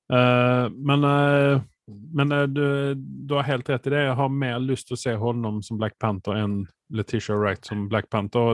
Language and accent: Norwegian; Sweden; for meg som svensk